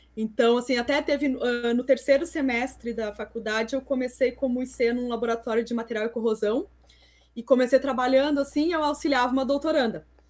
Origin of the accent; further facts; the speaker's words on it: interior of Rio Grande do Sul, Brazil; moved away as an adult; also born or lived in Santa Catarina; eu sou do interior do Rio Grande do Sul